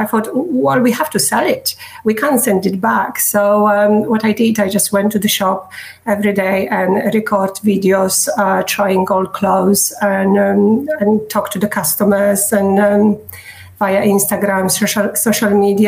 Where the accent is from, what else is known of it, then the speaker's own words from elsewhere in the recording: Poland; English is a second language; moved away as an adult; now in Surrey, United Kingdom; I study marketing back in Poland, and I work in marketing.